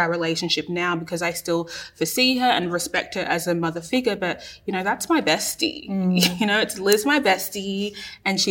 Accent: Australia; an Australian-born Ghanaian person

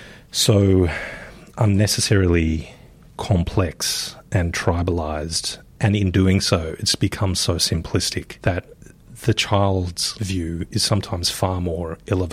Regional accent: Sydney, New South Wales, Australia; I used to live just off Bondi Road as a kid.

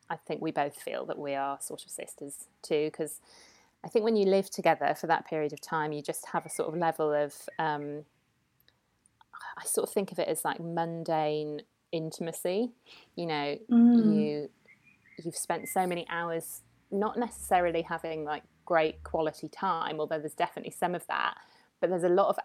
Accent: Newcastle upon Tyne, North East England, United Kingdom; moved away as an adult; also born or lived in Edinburgh; I'm from Newcastle as well

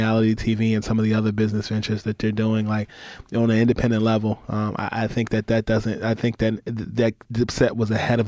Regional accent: Newark, New Jersey, United States; also born or lived in Harlem, New York; I was born in Newark, New Jersey. My mom is from Harlem. My dad is from Jersey City, New Jersey. They divorced, so I split time between Harlem and Jersey

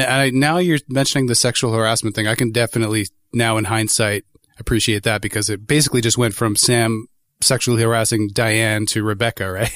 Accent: Toronto, Ontario, Canada; moved away as an adult; now in Guelph, Canada; I was born and raised in Toronto in Etobicoke and moved to Guelph

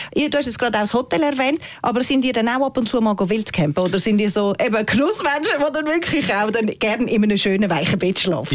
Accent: Zurich, Switzerland; wir Städter, blöd gesagt, wir aus Zürich

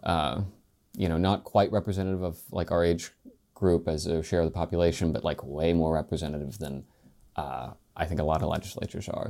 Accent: Spencer, West Virginia, United States; I'm from Spencer, West Virginia, which is in Roane County

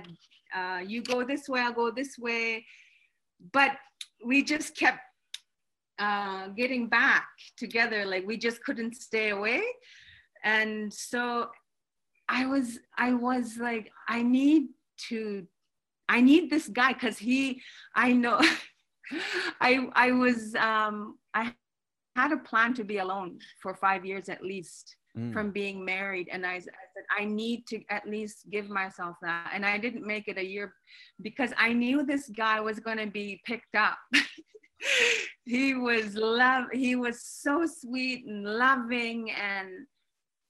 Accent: Iqaluit, Nunavut, Canada; I grew up here in Iqaluit, Nunavut, raised by my mother

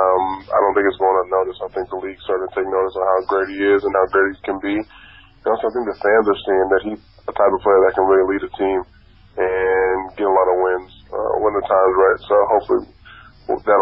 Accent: Phoenix, Arizona, United States; moved away as an adult; also born or lived in Santa Barbara; growing up in Phoenix, not knowing and not having a lot of college offers coming out of high school

